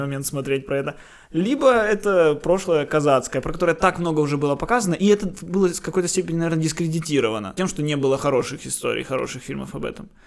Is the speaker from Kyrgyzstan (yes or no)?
no; Ukraine; Я украинец, я люблю тот факт, что я украинец, я люблю Украину.